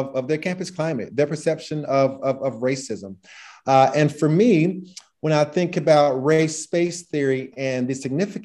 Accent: North Carolina, United States; moved away as an adult; now in Oregon, United States; I was born and raised pretty much in North Carolina

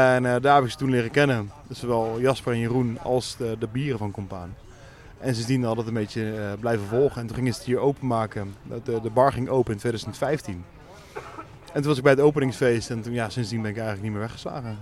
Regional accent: The Hague, South Holland, Netherlands; Geboren en getogen in Den Haag.

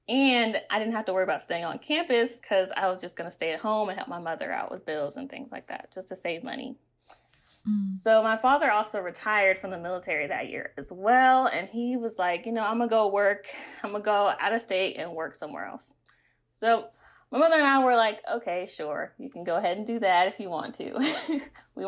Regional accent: the South, United States; because I grew up in the Bible Belt.

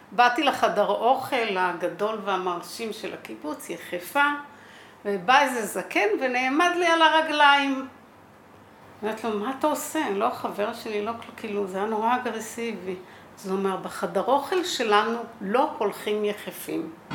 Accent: Kibbutz HaOgen, Central District, Israel; אני ילידת קיבוץ העוגן, אני בת 65

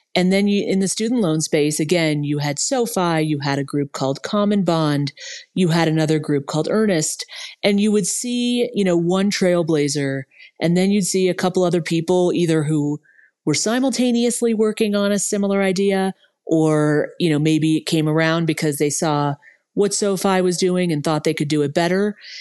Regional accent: Los Angeles, California, United States; I grew up in West Los Angeles

